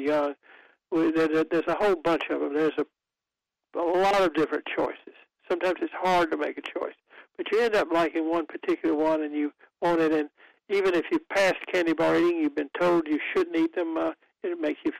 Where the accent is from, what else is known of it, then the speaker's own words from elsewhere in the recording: Goldsboro, North Carolina, United States; moved away; my hometown of Goldsboro, where I do not live now, but where I sometimes go